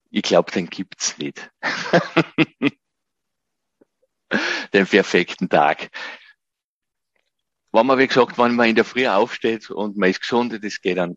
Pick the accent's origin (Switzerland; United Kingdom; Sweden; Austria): Austria; Gosau, Upper Austria; habe dann ein Nachbar von mir in meinem Heimatort Gosau im Salzkammergut hat ein Planungsbüro für Elektrotechnik und Brandschutz gehabt.